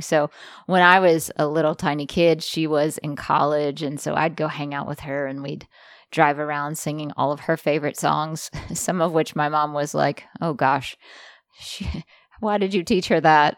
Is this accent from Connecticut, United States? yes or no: no; Jackson, Mississippi, United States; I grew up in Jackson, Mississippi